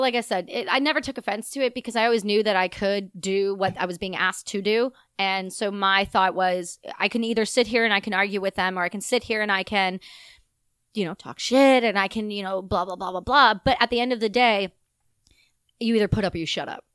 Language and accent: English; Ontario, Canada; also born or lived in Quebec; I'm from Ontario, the province beside it